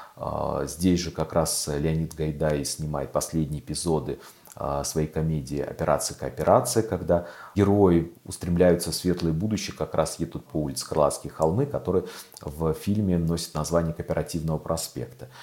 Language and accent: Russian; Moscow, Russia; also born or lived in Krylatskoye, Moscow; И я переехал из Сокольников, которые э, для меня оставались и остаются малой родиной